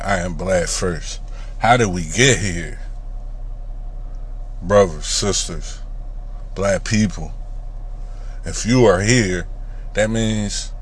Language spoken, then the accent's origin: English; United States; We are black American people